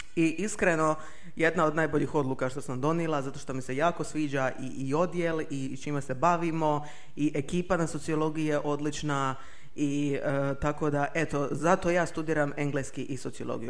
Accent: Makarska, Split-Dalmatia County, Croatia; ja sam iz Makarske

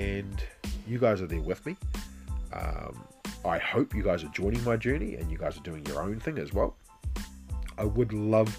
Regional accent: New Zealand; me being Kiwi

